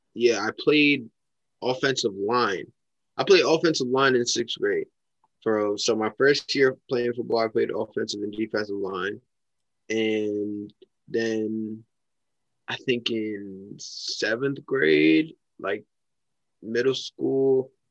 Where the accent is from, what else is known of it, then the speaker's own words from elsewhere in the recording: Mount Vernon, New York, United States; I'm from Mount Vernon, New York.